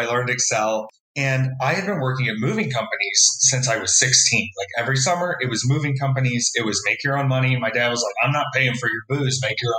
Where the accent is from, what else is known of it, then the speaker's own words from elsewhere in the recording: Florida, United States; I moved a lot as a child, and my dad worked for a major box retailer